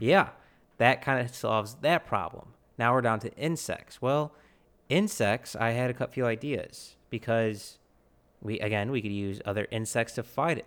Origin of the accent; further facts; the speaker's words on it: United States; we're American